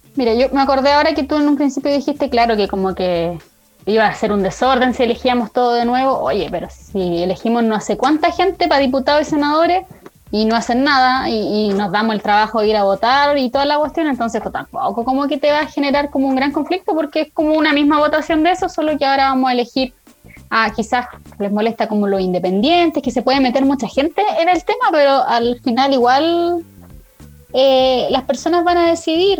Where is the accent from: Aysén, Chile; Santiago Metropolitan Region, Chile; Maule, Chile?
Maule, Chile; Parral; yo estaba en Parral porque yo soy de Parral